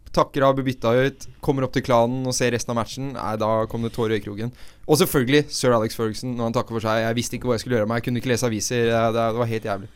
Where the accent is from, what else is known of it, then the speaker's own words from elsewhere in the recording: Oslo, Norway; jeg er jo fra Oslo øst, og det blir min osloøstisme